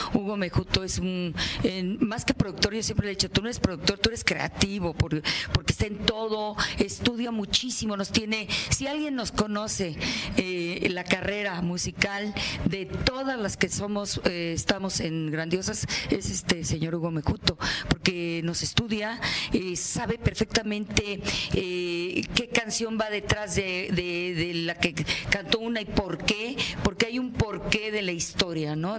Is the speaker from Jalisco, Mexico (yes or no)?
no; Nuevo León, Mexico; del estado donde yo nací, que es Nuevo León